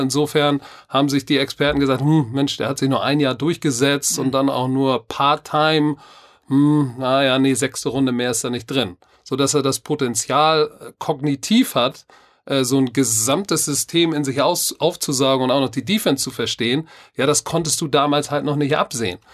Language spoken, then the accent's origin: German; Germany; ich bin Deutscher